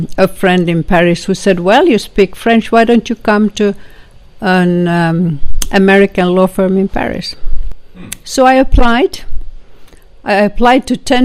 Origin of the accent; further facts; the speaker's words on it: Finland; first language Swedish; English is a second language; also born or lived in Georgia, United States; I'm from Finland. I am quite senior, age-wise, and I went to school in Finland. I'm of the Swedish language minority in Finland